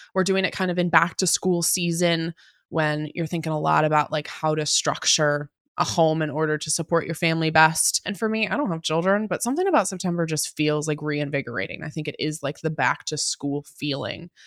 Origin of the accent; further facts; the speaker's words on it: Puyallup, Washington, United States; also born or lived in Seattle, Washington; I grew up in Puyallup, Tacoma.